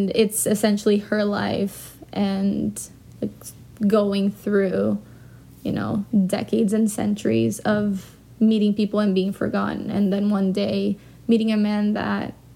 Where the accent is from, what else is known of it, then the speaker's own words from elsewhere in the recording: Brazil; moved away as an adult; also born or lived in London; now in New York, United States; I grew up in Brazil and I moved away when I was 18. I moved to London and then I lived there for 2 years and then I came to New York, and I've been here for 6.5 years